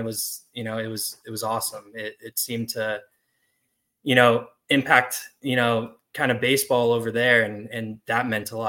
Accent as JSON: {"language": "English", "region": "California", "country": "United States", "tie": "born or raised there", "also_born_or_lived": "Ireland", "said": "I was born in Ireland, but I grew up in California."}